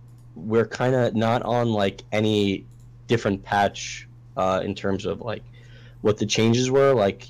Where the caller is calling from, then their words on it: Staten Island, New York, United States; Staten Island, New York.